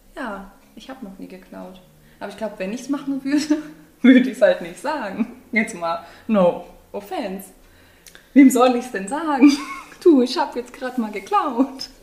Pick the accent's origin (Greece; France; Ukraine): Greece; bin ja eine Griechin